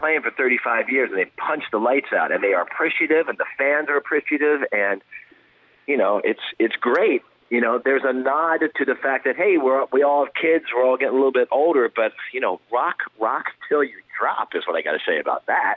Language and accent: English; Pennsylvania, United States; now in California, United States; I, I grew up in Pennsylvania